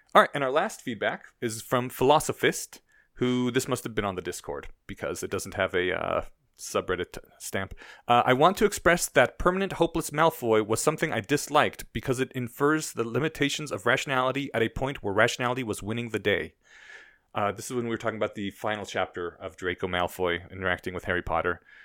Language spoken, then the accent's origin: English; Poland; now in Denver, United States; my home country is in Eastern Europe